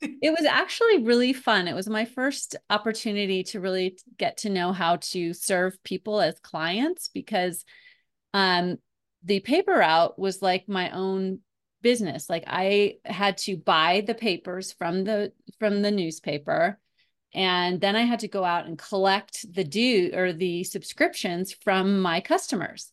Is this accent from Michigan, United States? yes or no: no; Colorado, United States; moved away as an adult; also born or lived in New York; they had an office in my hometown here in Colorado. So I came back to Colorado